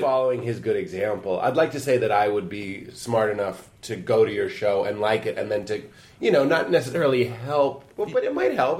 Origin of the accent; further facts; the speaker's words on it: Lexington, United States; I'm from Lexington